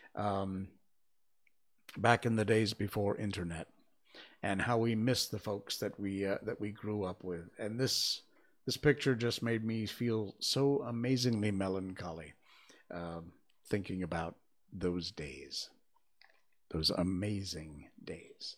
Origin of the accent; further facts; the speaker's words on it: Cornwall, Connecticut, United States; I'm from Cornwall, Connecticut. I was born and grew up in, uh, the first half of my childhood in East Cornwall